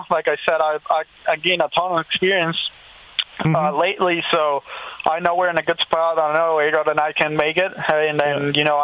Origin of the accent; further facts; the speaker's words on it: Brazil; No, I think I think what they did post was that I was from Brazil.